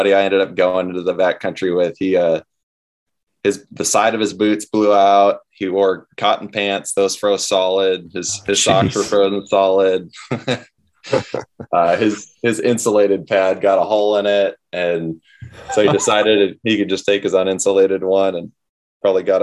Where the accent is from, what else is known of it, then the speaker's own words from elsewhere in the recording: Northern California, United States; I grew up in Northern California, still live here